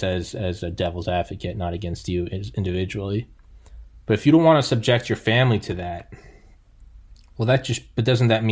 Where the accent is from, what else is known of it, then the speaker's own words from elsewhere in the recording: New England, United States; also born or lived in Georgia; I'm from New England